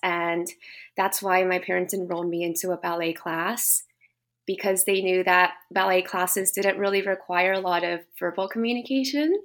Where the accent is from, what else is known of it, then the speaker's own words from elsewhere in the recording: United States; also born or lived in Japan; now in Vancouver, Canada; my upbringing in the States